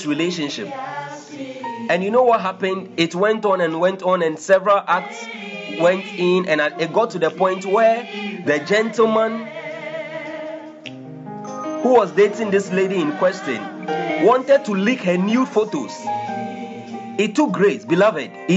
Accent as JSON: {"language": "English", "country": "Ghana", "said": "I'm a Ghanaian and currently I'm in Ghana"}